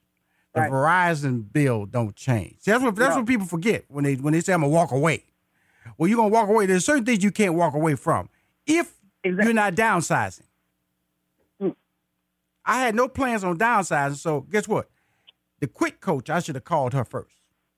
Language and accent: English; Houston, Texas, United States; And I am a native Houston. I was born in Houston. I went to high school in Houston. I went to college in Houston.